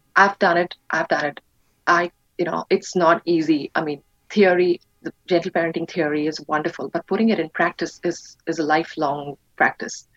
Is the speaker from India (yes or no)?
yes; India; moved away; I was brought up in India. I right. um, was born and raised in India